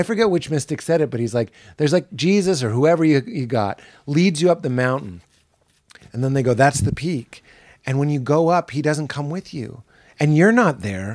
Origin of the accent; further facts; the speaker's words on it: Boston, Massachusetts, United States; I'm from Boston